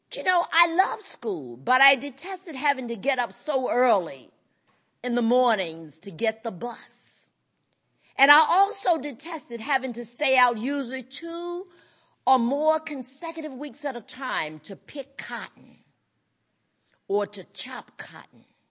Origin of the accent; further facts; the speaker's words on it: North Carolina, United States; I grew up in North Carolina on a plantation called the Coolmee Plantation, raised by my parents and paternal grandparents